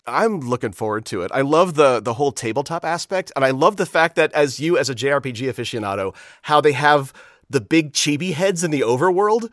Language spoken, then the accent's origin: English; Florida, United States; Growing up in Florida